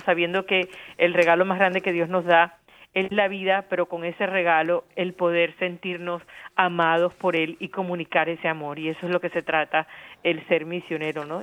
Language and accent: Spanish; Barranquilla, Atlántico, Colombia; now in United States; Yo soy yo nací en Barranquilla